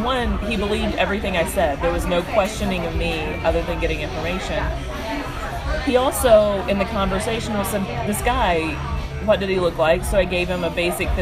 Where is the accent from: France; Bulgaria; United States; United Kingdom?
United States; Southeast; I grew up in the Southeast